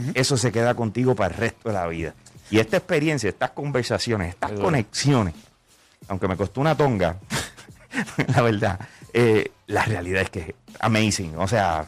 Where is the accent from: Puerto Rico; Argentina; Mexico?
Puerto Rico; ¿De dónde yo vengo? Yo vengo de Puerto Rico.